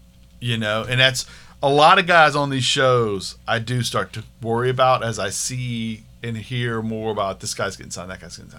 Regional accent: Pittsburgh, Pennsylvania, United States; I'm this from Pittsburgh. Home.

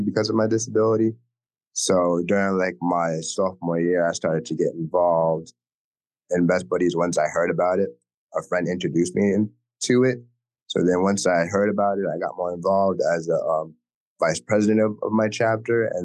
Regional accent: Newport, Rhode Island, United States; I'm from Newport

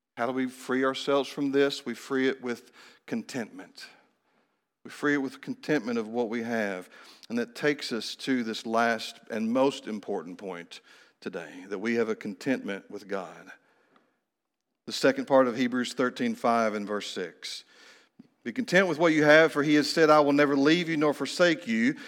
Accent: Kentucky, United States; moved away as an adult; also born or lived in Phoenix / Honduras; I had come back to the state of Kentucky, to my hometown

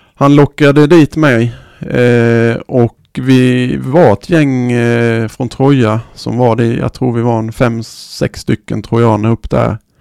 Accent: Sweden; här hemma i Sverige

